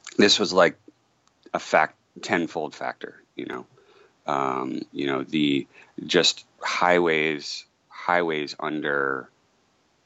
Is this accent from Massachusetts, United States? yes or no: yes; Massachusetts, United States; moved away as an adult; now in Houston, United States; And I'm from Massachusetts